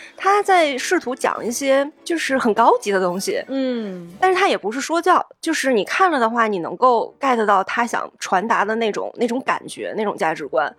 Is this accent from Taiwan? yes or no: no; northern China, China; 我作为就是没有那么北方的 北方人